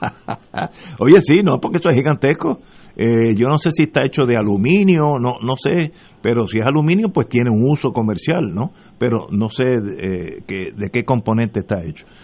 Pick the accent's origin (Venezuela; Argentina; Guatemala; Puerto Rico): Puerto Rico; como puertorriqueño